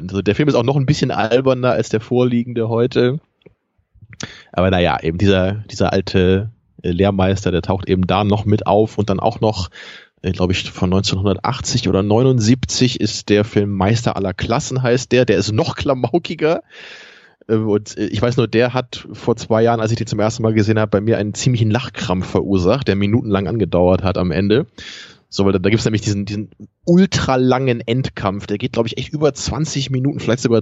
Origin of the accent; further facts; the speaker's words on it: Braunschweig, Lower Saxony, Germany; born there; Ich bin ja in Braunschweig geboren. Da habe ich aber nicht so lange gelebt